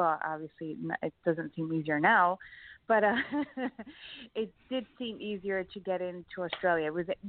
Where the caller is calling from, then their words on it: New York, United States; I'm calling from New York.